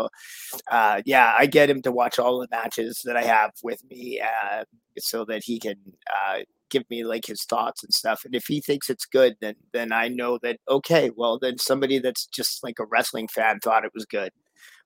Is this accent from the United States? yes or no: no; Victoria, British Columbia, Canada; a lagoon in Victoria, BC, where I'm actually from